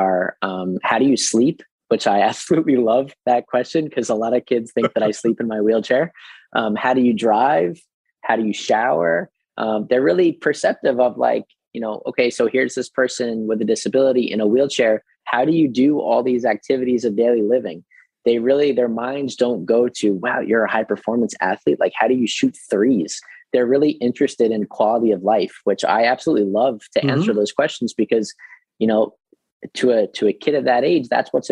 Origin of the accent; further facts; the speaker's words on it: Long Island, New York, United States; I'm originally from Long Island